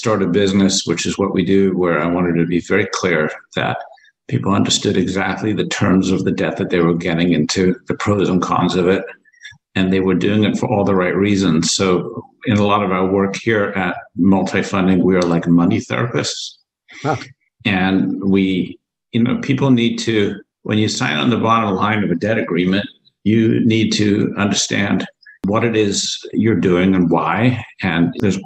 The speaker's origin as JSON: {"language": "English", "country": "United States", "tie": "born or raised there", "also_born_or_lived": "Cape Town, South Africa", "said": "we moved to the States in 1977 when I was 8 years old"}